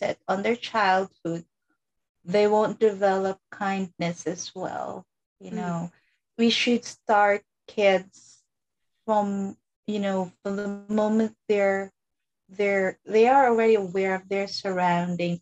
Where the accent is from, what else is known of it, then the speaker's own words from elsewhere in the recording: Philippines; even though I grew up in the Philippines